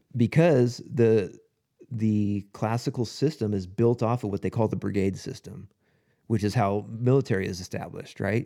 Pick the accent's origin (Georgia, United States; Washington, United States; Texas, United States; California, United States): California, United States; Lakewood; I grew up in Lakewood